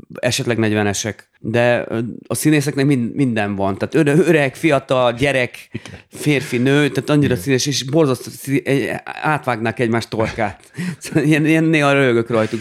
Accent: Dunaújváros, Fejér, Hungary; amikor az édesapám elvitt a zeneiskolába, Dunajvárosban

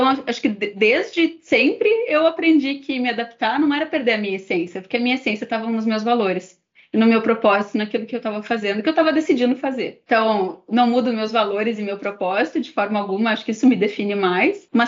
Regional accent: Brazil; sendo que a minha língua e provavelmente a forma como eu me expressaria melhor seria em português, sendo brasileiro.

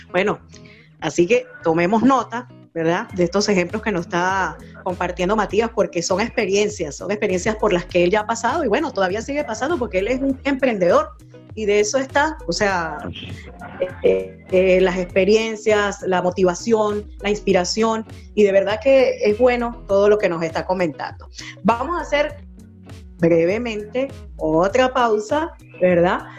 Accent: Venezuela; como decimos en mi país, Venezuela, chévere

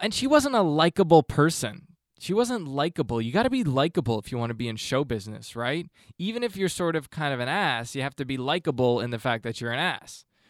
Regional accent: Canada; growing up in Canada

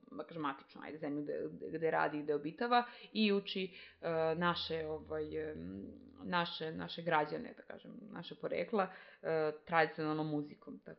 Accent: Serbia

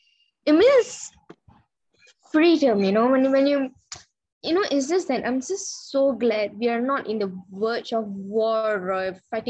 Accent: Penang, Malaysia; first language Tamil; moved away; whenever I'm back to Penang, it's always durian.

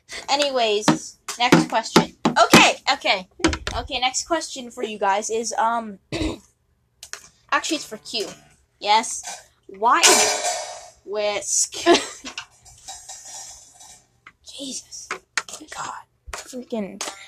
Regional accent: California, United States; Where did you grow up … ? I grew up... I'm not going to tell you that. Actually, I will. I grew up in California.

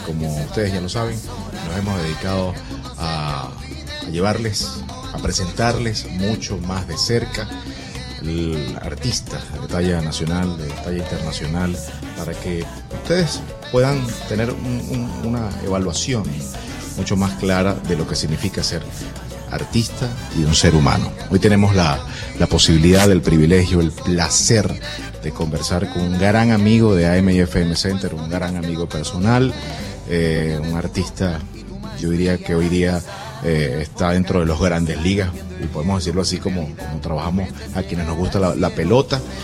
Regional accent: Venezuela; en Venezuela le decimos jardín de infancia

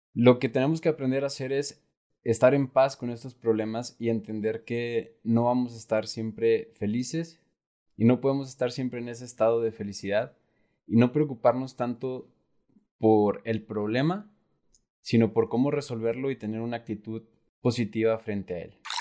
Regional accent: Mexico; somos muchos mexicanos

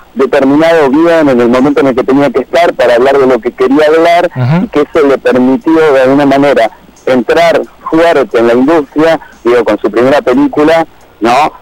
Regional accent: Argentina; los cinco somos eh, periodistas argentinos

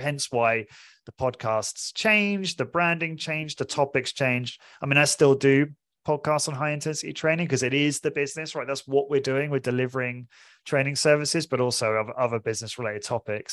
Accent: Portsmouth, South East England, United Kingdom; moved away as an adult; also born or lived in London; I'm originally from, I'm British, I'm from Portsmouth, small city in England.

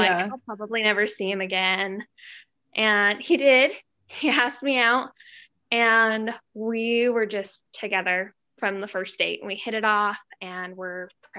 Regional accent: Utah, United States; We're both from Utah, just kind of local.

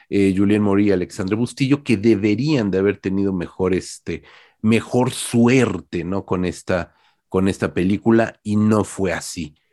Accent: Uruguay; yo soy uruguayo, yo no entiendo lo que es Texas

